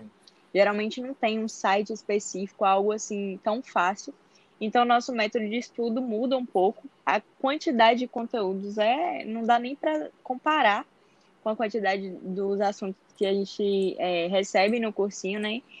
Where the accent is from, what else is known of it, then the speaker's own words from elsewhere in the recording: interior of Bahia, Brazil; now in Salvador, Brazil; eu sou do interior da Bahia, mas atualmente moro em Salvador.